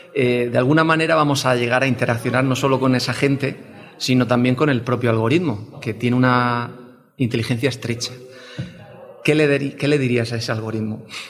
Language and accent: Spanish; Tabernas, Andalusia, Spain; Yo soy del desierto de Tabernas, de, Almería, y de un pueblo muy pequeño